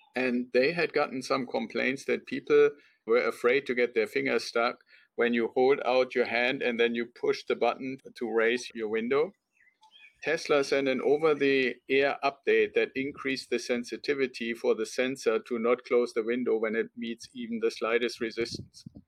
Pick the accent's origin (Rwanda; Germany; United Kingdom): Germany; now in United States; I'm originally from Germany, and when I came over to the United States